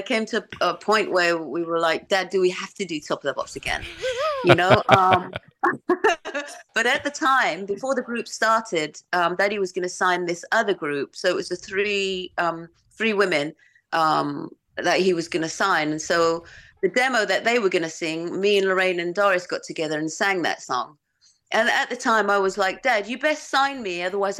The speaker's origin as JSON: {"language": "English", "town": "Romford", "region": "London", "country": "United Kingdom", "also_born_or_lived": "Los Angeles", "accent": "Romford", "said": "So yeah, we spent 13 years out there. So my accent is kind of like got a little bit of Romford, and it's good. From LA."}